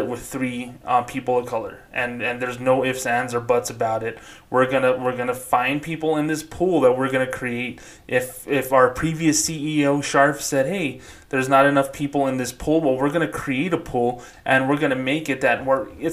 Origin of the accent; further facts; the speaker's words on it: Socorro, New Mexico, United States; moved away as an adult; my hometown of Socorro, New Mexico